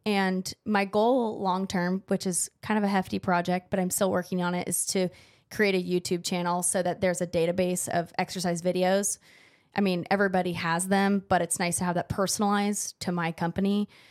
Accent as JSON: {"language": "English", "area": "Central Valley", "region": "California", "country": "United States", "tie": "born or raised there", "moved": "yes", "said": "I'm not from San Diego. I'm from the Central Valley, where the agriculture is"}